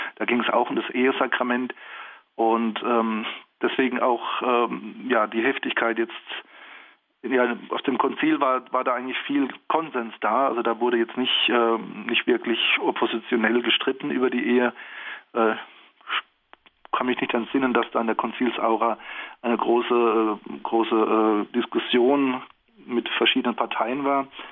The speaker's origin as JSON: {"language": "German", "country": "Germany", "said": "bei uns in Deutschland"}